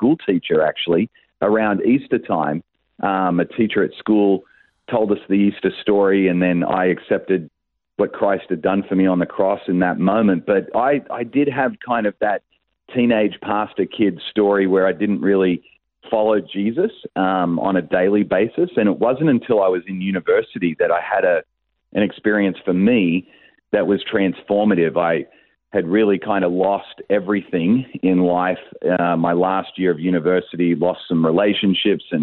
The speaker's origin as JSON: {"language": "English", "town": "Sydney", "region": "New South Wales", "country": "Australia", "tie": "born or raised there", "also_born_or_lived": "Adelaide", "said": "I was born in Adelaide and grew up there not very long, was there a short period of time, was really raised in Sydney where I went to all my school years and university"}